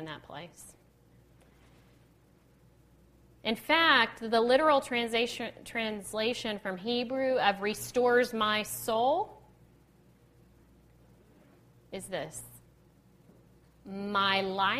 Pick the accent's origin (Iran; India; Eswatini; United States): United States; Texas; I'm from Texas